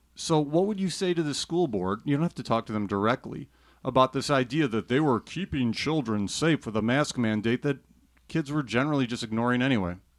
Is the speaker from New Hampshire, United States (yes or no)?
no; Chicago, Illinois, United States; I'm from the Chicago area